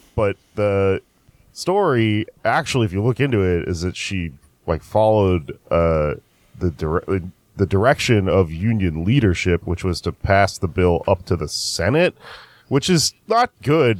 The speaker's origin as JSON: {"language": "English", "town": "Austin", "region": "Texas", "country": "United States", "tie": "born or raised there", "moved": "yes", "said": "It's my hometown. I love going back to Austin"}